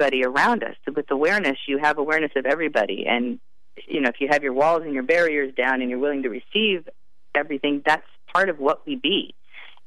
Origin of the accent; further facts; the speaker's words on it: Santa Fe, California, United States; my hometown, Santa Fe, California